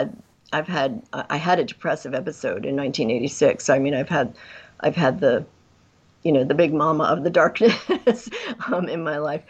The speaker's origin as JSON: {"language": "English", "region": "New York metropolitan area", "country": "United States", "tie": "born or raised there", "also_born_or_lived": "Vermont / California / Oregon / Midwest", "moved": "as an adult", "said": "I grew up in the New York metropolitan area out in the country, and I used to take the train in to New York"}